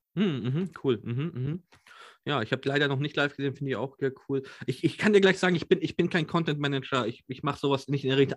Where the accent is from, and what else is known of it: Nuremberg, Bavaria, Germany; born or raised there